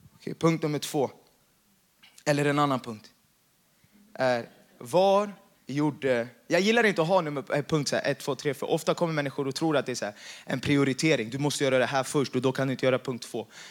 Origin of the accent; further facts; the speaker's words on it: Jakobsberg, Stockholm County, Sweden; jag har vuxit upp i Jakobsberg